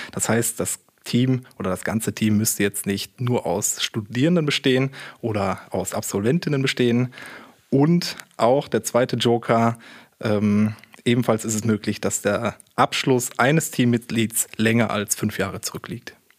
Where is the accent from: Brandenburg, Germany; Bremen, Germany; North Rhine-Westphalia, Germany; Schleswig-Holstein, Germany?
North Rhine-Westphalia, Germany; Münster; moved away as an adult; also born or lived in Karlsruhe; ich komme gebürtig sogar aus Münster, habe auch hier studiert